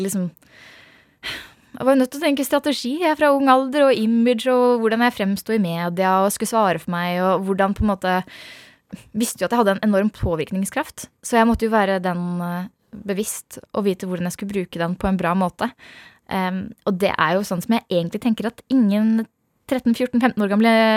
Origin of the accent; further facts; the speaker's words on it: Hønefoss, Buskerud, Norway; Jeg vokste opp i Hønefoss